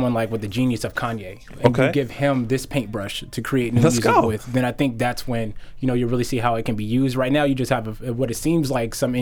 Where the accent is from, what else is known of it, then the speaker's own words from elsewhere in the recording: United States; as an American